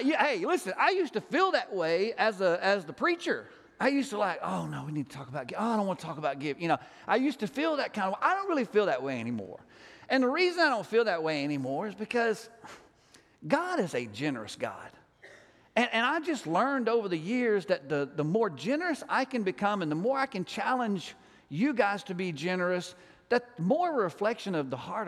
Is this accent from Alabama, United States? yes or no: yes; Alabama, United States; I'm from Alabama